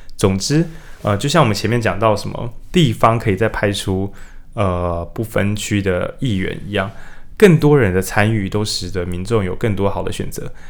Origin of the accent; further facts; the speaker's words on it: Changhua County, Taiwan; moved away; 我以前我是彰化人